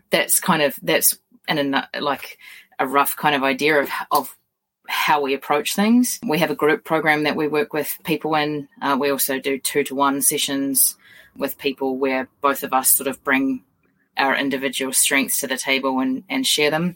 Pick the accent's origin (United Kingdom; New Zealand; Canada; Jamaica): New Zealand; I'm a New Zealander